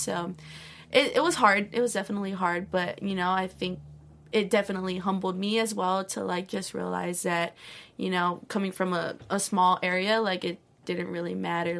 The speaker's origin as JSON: {"language": "English", "region": "Hawaii", "country": "United States", "tie": "born or raised there", "said": "growing up in Hawaii, it's such a small island"}